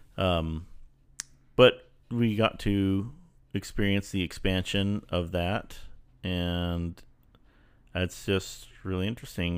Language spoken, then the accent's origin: English; El Paso, Texas, United States; moved away; I grew up in El Paso